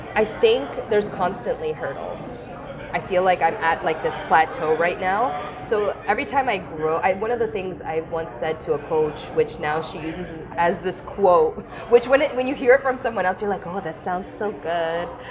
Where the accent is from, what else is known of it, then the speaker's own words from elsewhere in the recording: Vaughan, Ontario, Canada; I come from Vaughan